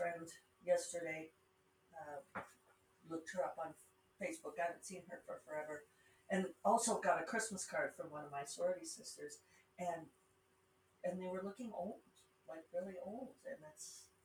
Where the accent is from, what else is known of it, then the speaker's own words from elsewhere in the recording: Rocky Mountains, United States; accent: Rocky Mountain; my Rocky Mountain accent